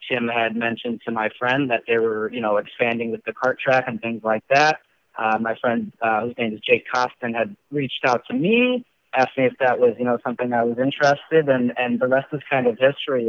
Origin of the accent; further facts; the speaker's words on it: Wisconsin, United States; accent: Wisconsin; now in Lake Zurich, United States; my Wisconsin accent